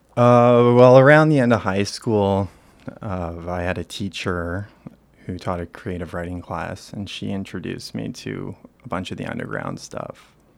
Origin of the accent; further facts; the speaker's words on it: Toronto, Ontario, Canada; I'm from Toronto. I was raised here